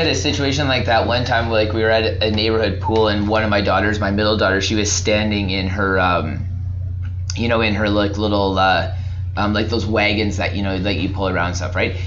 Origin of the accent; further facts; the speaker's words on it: Alberta, Canada; moved away as an adult; now in British Columbia, Canada; I'm from Alberta. Moved to BC.